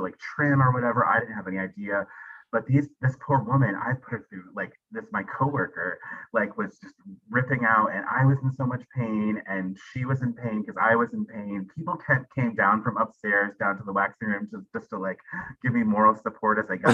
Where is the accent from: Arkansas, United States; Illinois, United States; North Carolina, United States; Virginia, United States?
Arkansas, United States; also born or lived in New England / Los Angeles; now in San Diego, United States; I'm from Arkansas. And then lived in New England, like near New York.